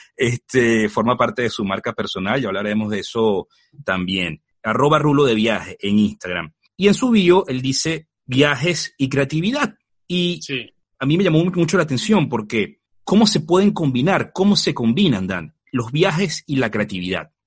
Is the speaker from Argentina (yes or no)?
no; Venezuela; yo soy venezolano